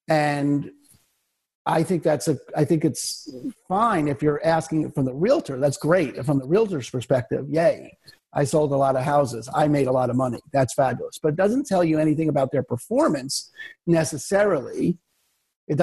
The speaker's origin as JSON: {"language": "English", "region": "New York", "country": "United States", "also_born_or_lived": "Albuquerque", "moved": "as an adult", "lives_now": "Seattle, United States", "said": "I'm originally from New York"}